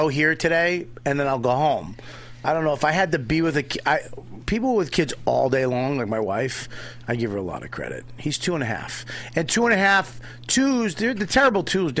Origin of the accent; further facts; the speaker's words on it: Boston, Massachusetts, United States; I'm from Boston and near New Hampshire